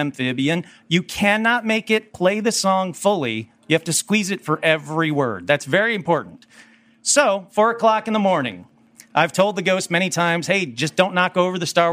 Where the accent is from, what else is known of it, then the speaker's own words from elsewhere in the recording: Burbank, California, United States; I'm from Burbank